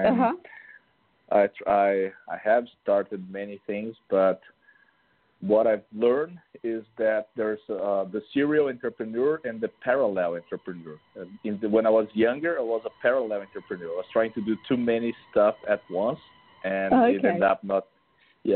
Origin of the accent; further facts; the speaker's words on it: Brazil; moved away as an adult; now in Miami, United States; I am originally from Brazil, where I started